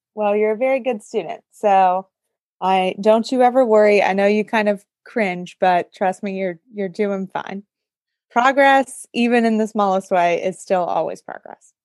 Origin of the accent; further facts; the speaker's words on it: near Pittsburgh, Pennsylvania, United States; I am originally from a very small town outside of Pittsburgh, Pennsylvania